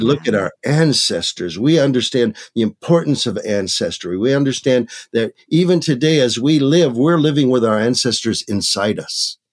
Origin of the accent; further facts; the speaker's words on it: Michigan, United States; now in Maricopa, United States; I was born and raised in Michigan